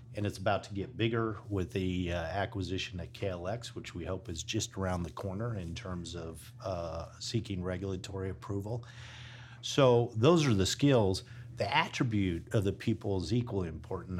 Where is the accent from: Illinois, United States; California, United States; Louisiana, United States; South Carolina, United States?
Illinois, United States; now in Texas, United States; a Midwesterner from Illinois